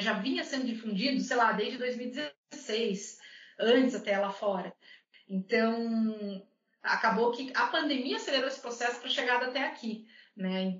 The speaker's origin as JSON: {"language": "Portuguese", "town": "Curitiba", "region": "Paraná", "country": "Brazil", "tie": "born or raised there", "also_born_or_lived": "Rio Grande do Sul", "moved": "yes", "lives_now": "Minas Gerais, Brazil", "said": "eu sou natural de Curitiba"}